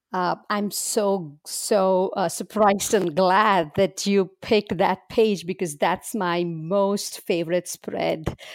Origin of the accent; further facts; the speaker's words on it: India; now in Berkeley, United States; I was born and raised in India, and I currently live with my husband and two kids in Berkeley, California.